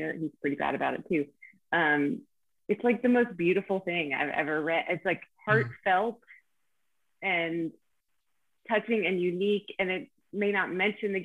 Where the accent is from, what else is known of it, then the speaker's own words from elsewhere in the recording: Pennsylvania, United States; I'm from Pennsylvania